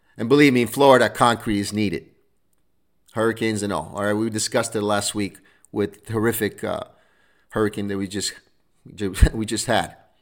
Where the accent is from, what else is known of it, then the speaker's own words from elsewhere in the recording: Rome, Lazio, Italy; now in United States; I was born in Rome, Italy.